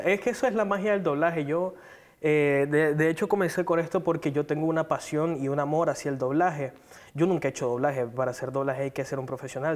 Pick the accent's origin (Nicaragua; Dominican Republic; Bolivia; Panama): Nicaragua; Managua; soy originario de Managua